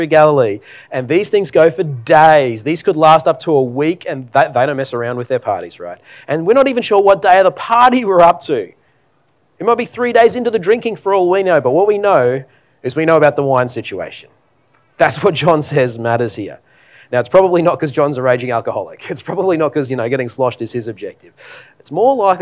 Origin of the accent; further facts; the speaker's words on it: Australia; As an Australian